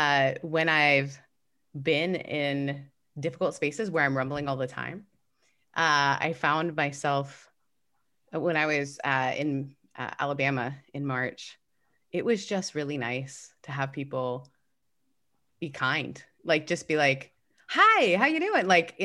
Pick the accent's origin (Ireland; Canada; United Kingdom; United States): Canada; I'm Canadian.